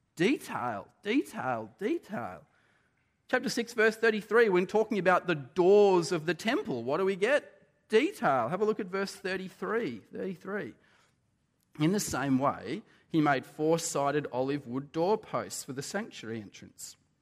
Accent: Australia; being Australian

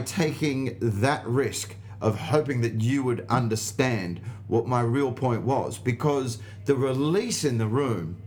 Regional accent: Australia; accent: Australian; my accent, and it's the only time the Australian accent

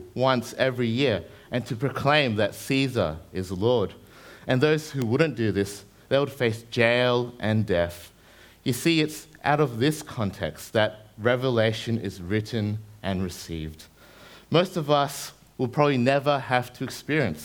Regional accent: New Zealand; now in Brisbane, Australia; I grew up in New Zealand before I came over to Brizzy.

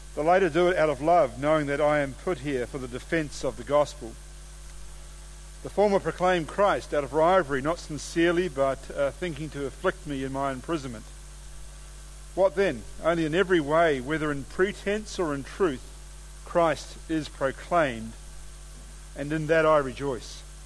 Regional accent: New Zealand; moved away as an adult; now in Australia; I'm a New Zealander.

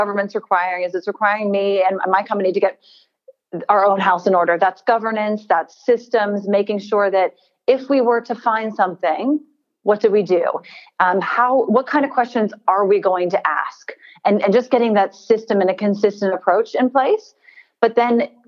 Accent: United States; now in Australia; I'm American. I don't know if you can tell from my accent. And my country, we've had a rather deep and ugly history with slave trade.

